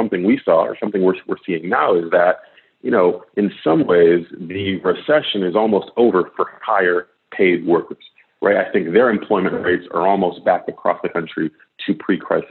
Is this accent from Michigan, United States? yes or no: yes; Detroit, Michigan, United States; moved away; I served in the mayor's office in Detroit, my hometown